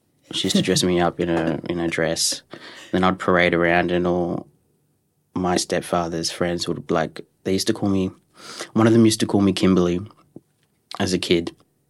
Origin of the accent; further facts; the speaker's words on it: Culburra Beach, New South Wales, Australia; also born or lived in Dubbo; Yeah, I was born in Dubbo, and then my mum met a guy, and then moved to Culburra Beach, which is a beautiful coastal town.